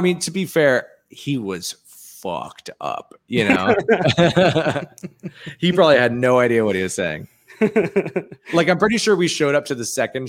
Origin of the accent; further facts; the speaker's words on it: England, United Kingdom; born there; Well, I was born in England. It's basically the same accent.